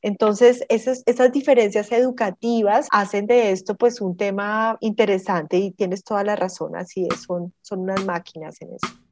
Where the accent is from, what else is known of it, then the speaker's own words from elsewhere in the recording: Colombia; moved away as an adult; also born or lived in South Korea; uno decía soy colombiana